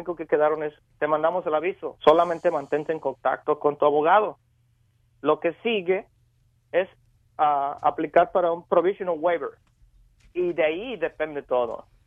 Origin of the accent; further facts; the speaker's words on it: Mexico; Venimos de un país, de México, vengo del país de México y vengo a superarme